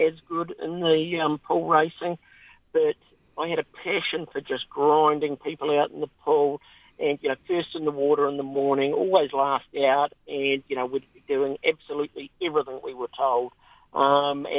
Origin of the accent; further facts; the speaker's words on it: Dunedin, Otago, New Zealand; growing up in Dunedin